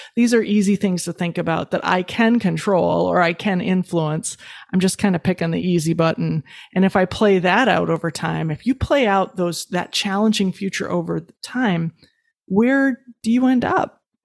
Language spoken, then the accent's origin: English; Midwest, United States; I was raised in the Midwest.